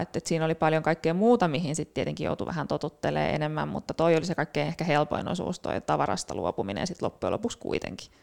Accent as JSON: {"language": "Finnish", "town": "Turku", "region": "Southwest Finland", "country": "Finland", "tie": "born or raised there", "said": "Turusta kotosin, siellä, siellä kasvanut ja, ja opintoni suorittanut"}